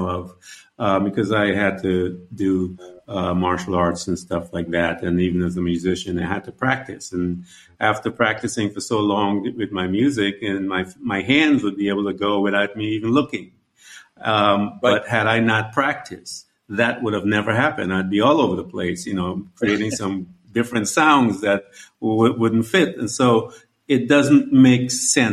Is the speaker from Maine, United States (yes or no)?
no; Florida, United States; I'm from Florida